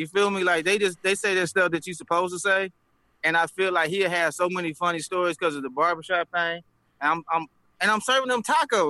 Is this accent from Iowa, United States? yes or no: no; Little Rock, Arkansas, United States; I'm 6'1", 220. I'm from the South. You feel me? I'm from the Mississippi. I'm from Little Rock, Arkansas. It don't get no further than that.